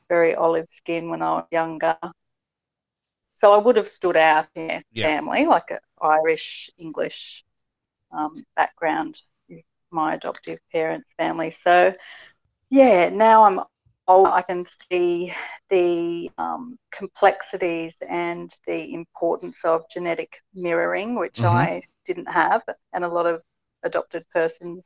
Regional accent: Sydney, New South Wales, Australia; I was born in St. Margaret's Hospital, Cran Street in Sydney

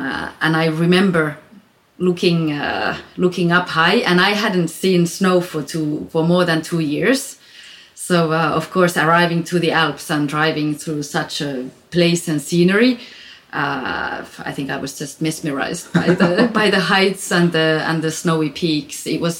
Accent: Finland; moved away as an adult; also born or lived in Grenoble, France; now in Chamonix, France; When I got out of the regular school in Finland, when I was between 18 and 20

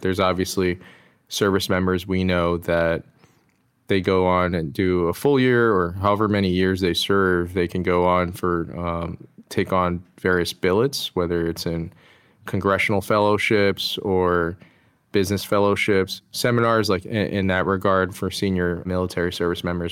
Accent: DC metro area, Maryland, United States; I was born and raised in the D C metro area, just in, uh, Maryland.

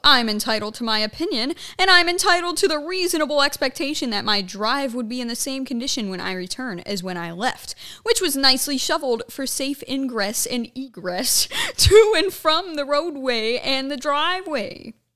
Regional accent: Ohio, United States; moved away; up in my hometown

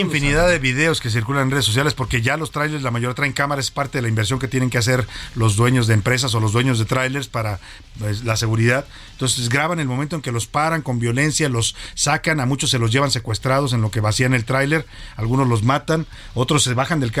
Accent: Mexico; now in Mexico City, Mexico; nuestra dignidad como país, como mexicanos

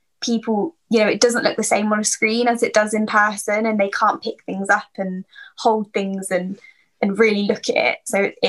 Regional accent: Market Harborough, East Midlands, United Kingdom; So I live in Leicestershire, a town called Market Harborough. I was born here, lived here my whole life. I'm still living at home with my parents. I am moving out in, hopefully in April.

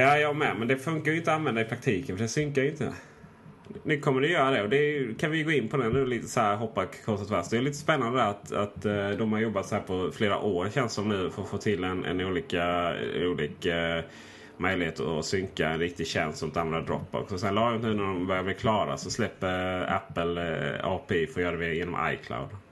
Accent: Blekinge, Sweden; moved away; till mina föräldrar hemma i Blekinge

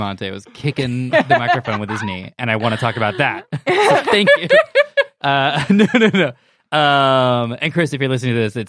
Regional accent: United Kingdom; We're British.

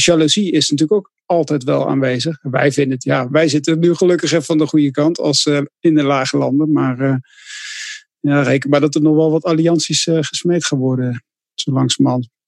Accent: Netherlands; wij vinden als Nederlanders

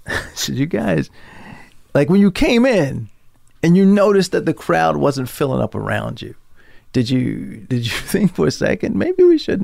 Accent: Baltimore, Maryland, United States; I'm from Baltimore. I'm used to going up and down 95

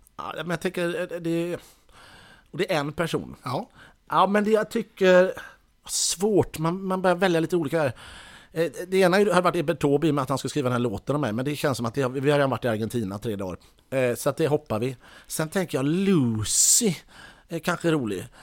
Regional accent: Mölndal, Västra Götaland, Sweden; jag är ju ändå från Mölndal

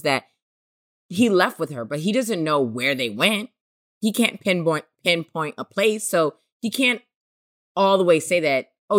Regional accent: Oakland, California, United States; also born or lived in New York; I grew up in Oakland, California. I was born in New York and then went to Oakland, California.

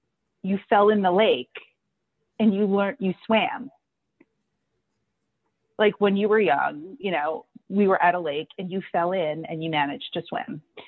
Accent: Red Hook, New York, United States; growing up in Red Hook, right outside of, we lived like maybe 20 minutes away from UTS, but we had a in-ground pool.

